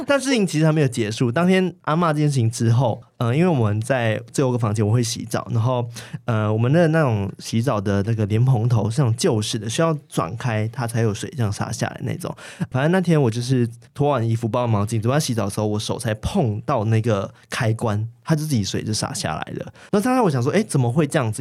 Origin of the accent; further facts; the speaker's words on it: Malaysia; now in Taiwan; 因为我是马来西亚人，然后那时候我们也是一样是华人嘛，所以一样会有鬼月